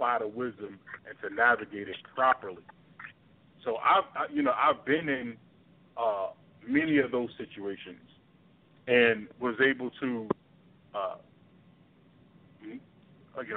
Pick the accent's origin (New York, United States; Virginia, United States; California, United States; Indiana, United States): New York, United States; New York City; I grew up in Brooklyn